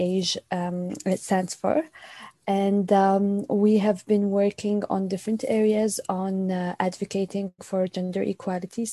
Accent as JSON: {"language": "English", "country": "Yemen", "tie": "born or raised there", "also_born_or_lived": "United Kingdom", "moved": "as an adult", "lives_now": "United States", "said": "I was born and raised in Yemen, and I left Yemen about 6 years ago"}